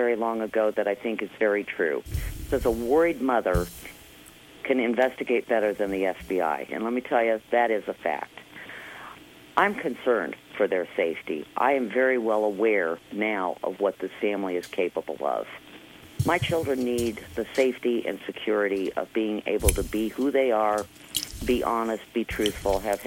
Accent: Midwest, United States; now in Indianapolis, United States; I grew up in the Midwest

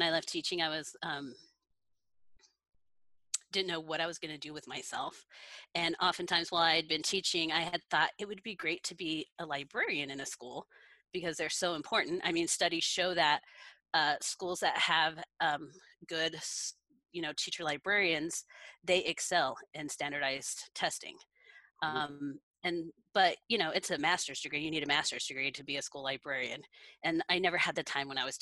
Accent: Kersey, Colorado, United States; I was born and raised in Kersey, which is just, you know, east of Greeley.

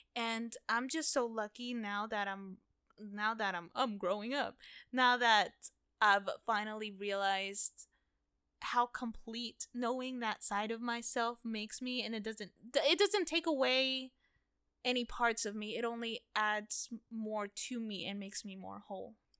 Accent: United States; first language Spanish; English is a second language; I grew up here in America, only knowing Spanish

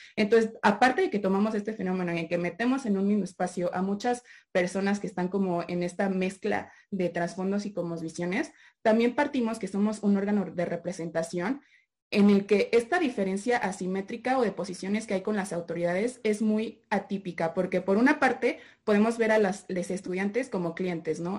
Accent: Mexico; como buenas personas mexicanas

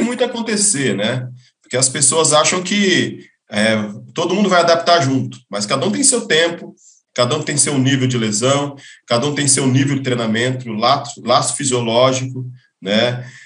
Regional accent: Novo Horizonte, São Paulo, Brazil; eu venho de Novo Horizonte, interior de São Paulo

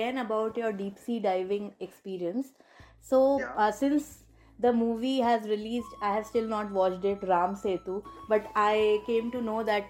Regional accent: Bhopal, Madhya Pradesh, India; I am from Bhopal

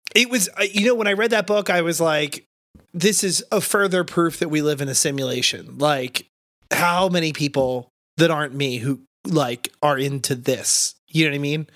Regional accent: New Jersey, United States; moved away; I'm from South Jersey

